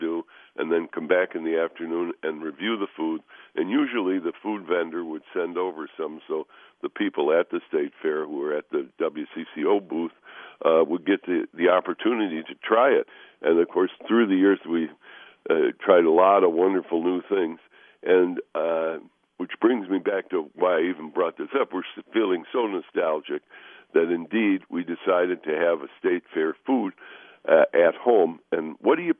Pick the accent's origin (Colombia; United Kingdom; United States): United States; Chicago, Illinois; now in Minnesota, United States; I grew up in the Chicago suburbs